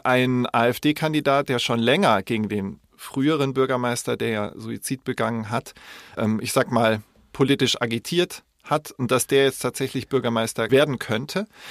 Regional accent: Munich, Bavaria, Germany; ich bin in München geboren, also das maßkrug liegt mir in den Genen

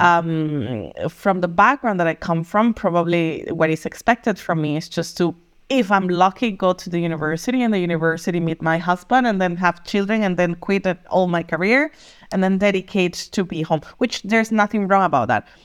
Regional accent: Costa Rica; moved away as an adult; also born or lived in Germany; now in Berlin, Germany; I'm originally from Costa Rica

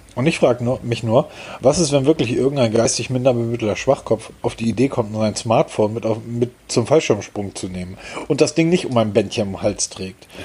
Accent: Hamburg, Germany; born or raised there

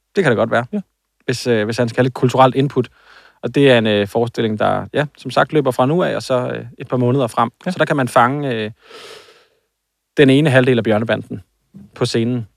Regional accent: Aarhus, Central Denmark Region, Denmark; det er ikke så lang tid, eller så langt øh, fra, hvor jeg er vokset op.

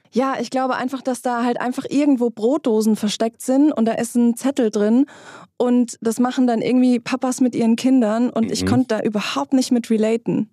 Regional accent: Germany; also born or lived in Hesse; bei uns in Deutschland

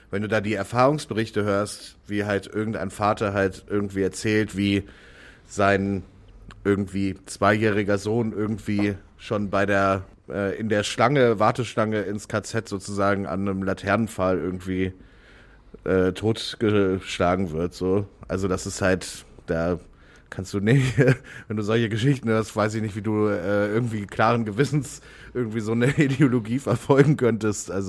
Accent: Warburg, North Rhine-Westphalia, Germany; moved away as an adult; also born or lived in Reutlingen; now in Hamburg, Germany; Warburg ist so, das ist die Kleinstadt, wo ich aufgewachsen bin praktisch.

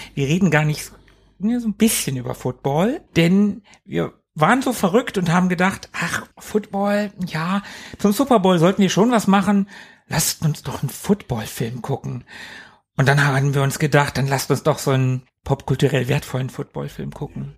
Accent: Hanover, Lower Saxony, Germany; ich komme aus Hannover, ich bin hier geboren und ich lebe hier

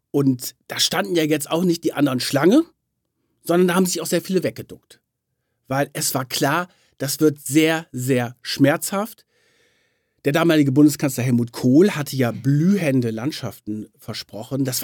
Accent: Lower Saxony, Germany; Ich bin in Niedersachsen aufgewachsen

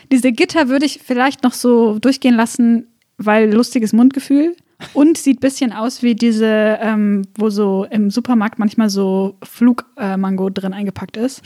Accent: Swabia, Baden-Württemberg, Germany; ich komme aus Schwabenland

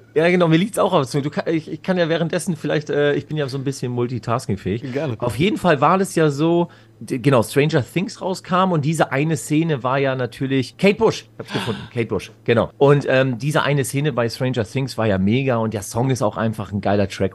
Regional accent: Schleswig-Holstein, Germany; bei uns im Norden haben wir halt relativ gute, oder damals war es eine gute Dichte an Clubs gehabt

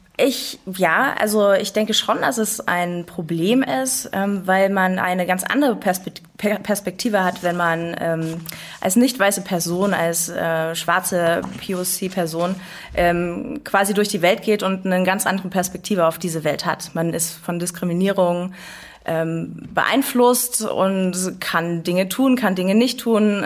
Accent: Dresden, Saxony, Germany; now in Leipzig, Germany; ich komme aus Dresden, im Tal der Ahnungslosen

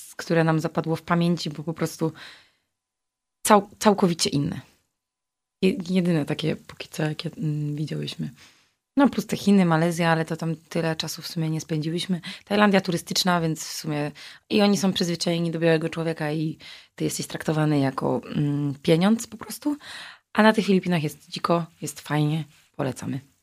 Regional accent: Wrocław, Lower Silesian Voivodeship, Poland; Ja wysyłałam z Wrocławia, jako że jestem z tego miasta

